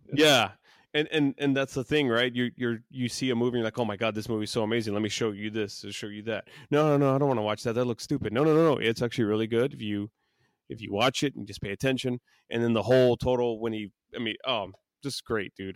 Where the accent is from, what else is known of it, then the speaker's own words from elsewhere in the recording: Texas, United States; I'm from Texas